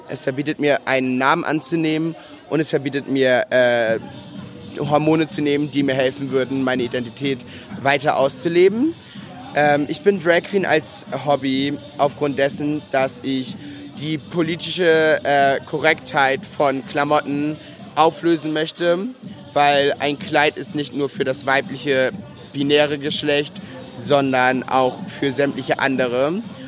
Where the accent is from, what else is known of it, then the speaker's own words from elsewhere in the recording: Rendsburg, Schleswig-Holstein, Germany; also born or lived in Linden; Ich komme gebürtig aus Rendsburg